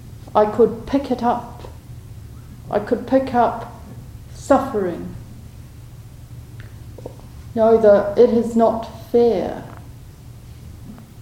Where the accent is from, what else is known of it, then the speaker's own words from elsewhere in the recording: New Zealand; I'm a Kiwi, used to lots of space